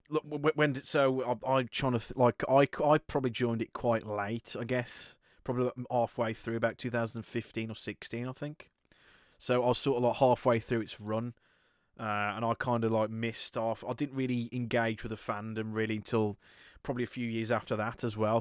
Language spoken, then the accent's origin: English; United Kingdom; british people we are easily the worst at learning a second language i'm no exception